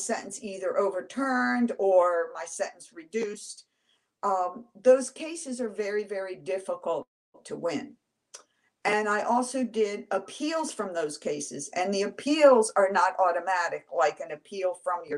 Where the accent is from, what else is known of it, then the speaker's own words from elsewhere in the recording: Washington, District of Columbia, United States; I was born and raised in Washington, D.C., did all my schooling there